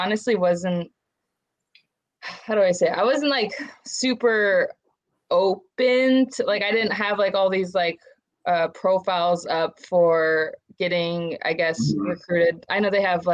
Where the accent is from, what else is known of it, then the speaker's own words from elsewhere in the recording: San Luis Obispo, California, United States; moved away as an adult; also born or lived in Aberdeen, South Dakota / St. Cloud, Minnesota; now in Pennsylvania, United States; I'm also from California, Central Coast, San Luis Obispo.